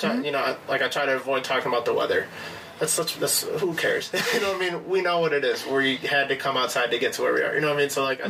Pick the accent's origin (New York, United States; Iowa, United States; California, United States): California, United States; now in Chicago, United States; I'm from California.